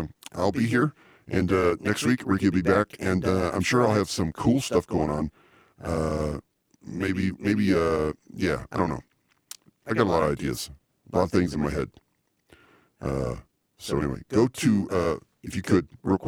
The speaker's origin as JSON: {"language": "English", "town": "Akron", "region": "Ohio", "country": "United States", "tie": "born or raised there", "said": "right here in my hometown, Akron, Ohio"}